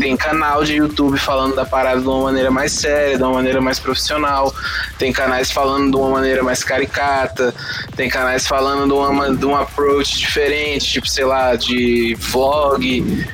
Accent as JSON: {"language": "Portuguese", "region": "Cerrado", "country": "Brazil", "tie": "born or raised there", "said": "a gente cresceu no Cerrado"}